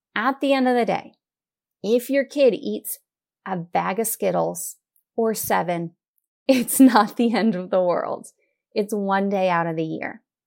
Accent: United States; we as an American society

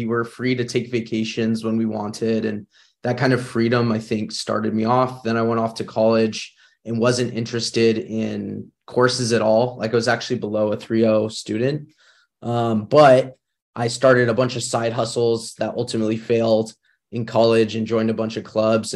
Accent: Northern California, United States; I grew up in Northern California

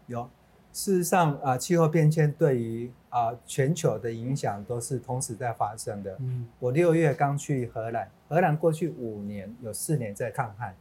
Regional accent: Taiwan; 我们台湾人

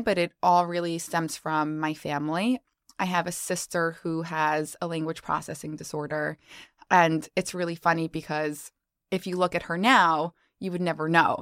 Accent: New York, United States; I'm actually from New York, and Harper and I just spoke about the fact that I've actually never lived anywhere else. So born and raised, not leaving

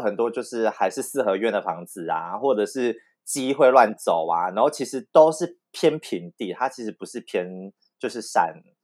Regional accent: Tainan, Taiwan; 身为一个台南人

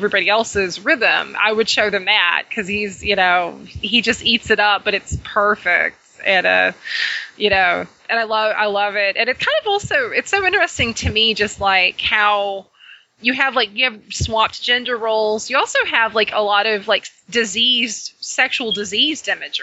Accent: Arkansas, United States; I'm from Arkansas

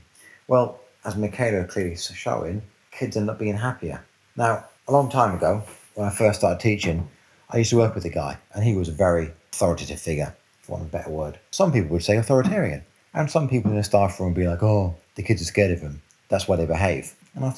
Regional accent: London, United Kingdom; now in Cornwall, United Kingdom; I grew up in North London. I actually grew up in Brent

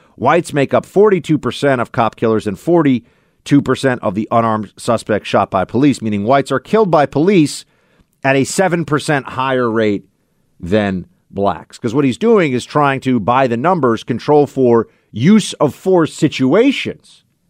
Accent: United States; as an American

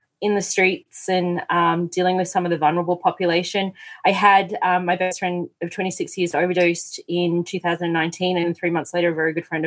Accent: Keilor, Victoria, Australia; moved away as an adult; also born or lived in St Kilda, Melbourne; now in Calgary, Canada; I grew up in Keilor, right by the airport

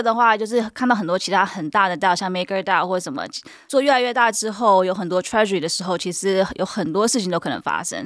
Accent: California, United States; Chinese is a second language; 我是在美国出生的，然后到 哦，有，所以你看为什么要有，对不对？有美国哪里出生啊？ 加州。

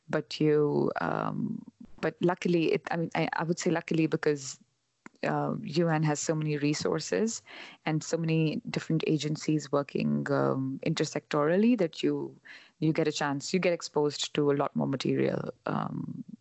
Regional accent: India; now in Canada; when I was traveling from India to Canada and then here

